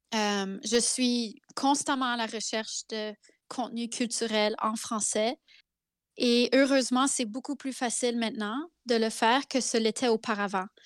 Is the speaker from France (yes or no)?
no; Zenon Park, Saskatchewan, Canada; first language French; also born or lived in Carrot River, Saskatchewan; je suis née à la rivière Carotte, en Saskatchewan, Carrot River. Euh, c'est écrit sur mon passeport. Euh, et j'ai vécu toute mon enfance à Zenon Park.